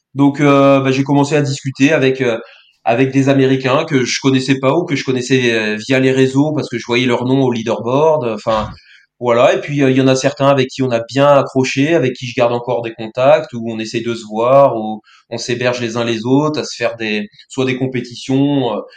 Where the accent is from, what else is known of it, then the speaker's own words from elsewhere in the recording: Brittany, France; je suis breton